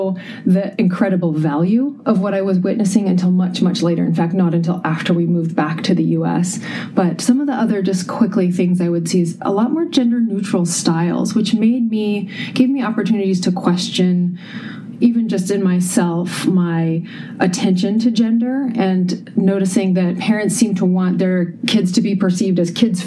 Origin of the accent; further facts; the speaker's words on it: Puget Sound area, Washington, United States; moved away as an adult; also born or lived in Minnesota / Amsterdam, Netherlands; we're originally from the Puget Sound area